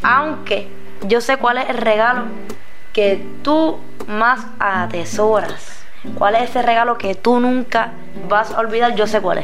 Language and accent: Spanish; Aguas Buenas, Puerto Rico; also born or lived in Caguas; Yo no nací aquí, pero siempre estudié aquí. Estudié en casi todas las escuelas públicas de Aguas Buenas.